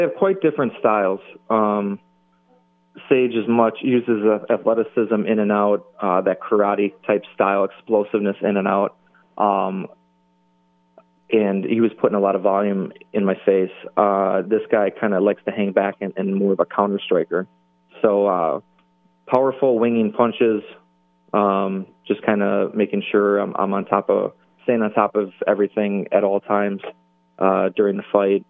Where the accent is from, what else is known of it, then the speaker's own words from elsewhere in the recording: Milwaukee, Wisconsin, United States; right here in my my hometown